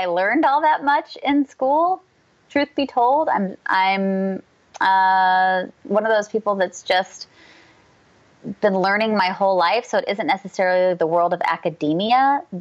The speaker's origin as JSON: {"language": "English", "town": "San Jose", "region": "California", "country": "United States", "tie": "born or raised there", "moved": "yes", "said": "I grew up in San Jose, California. So I'm a California native"}